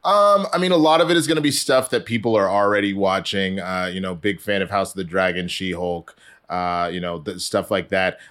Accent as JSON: {"language": "English", "region": "Texas", "country": "United States", "said": "I'm from Texas."}